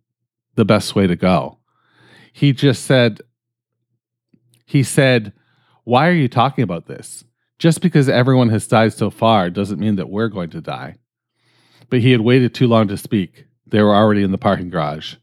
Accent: Canada; I'm fucking Canadian

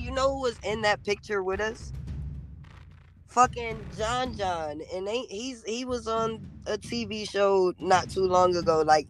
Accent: Rochester, New York, United States; I'm from Rochester. Like, how hard, like, it gotta take a lot to control, not let Rochester come out.

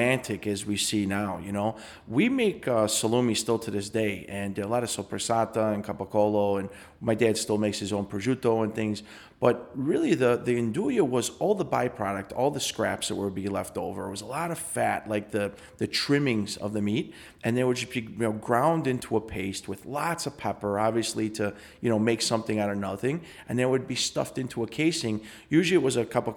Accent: Chicago, Illinois, United States; I grew up on Harlem and Montrose

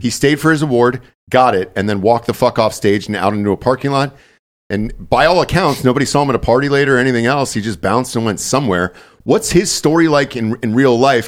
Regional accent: the South, United States; moved away; I'm from the South, so, like, you kinda just drove out into the woods

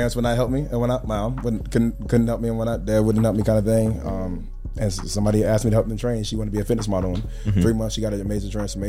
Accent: Deep South, United States; I'm from deep south.

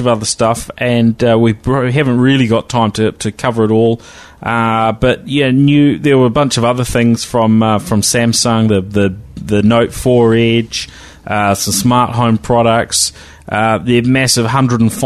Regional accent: New Zealand; accent: Kiwi; my Kiwi accent

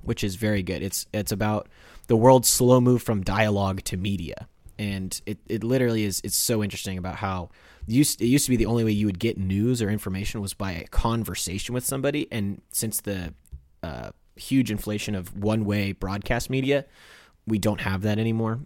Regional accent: Midwest, United States; I was born in America and not in Europe

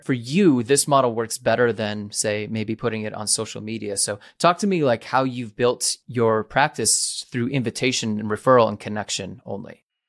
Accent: New England, United States; I'm from New England

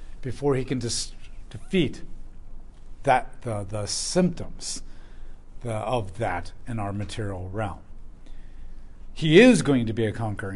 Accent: United States; as an American

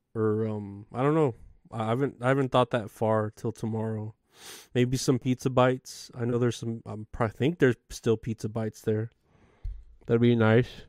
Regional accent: San Antonio, Texas, United States; I am based out of Texas. I am from San Antonio

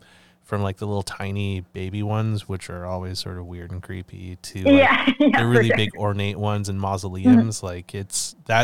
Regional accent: British Columbia, Canada; now in Toronto, Canada; Yeah, that was what really struck me when I moved out to Toronto from BC. Cause like I grew up in the West Coast. I've been a West Coast kid, like, you know, most of my life until I moved to Toronto.

